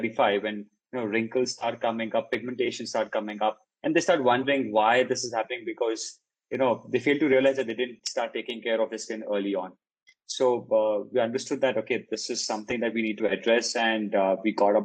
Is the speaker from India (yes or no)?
yes; India; also born or lived in Paris; an Indian grown guy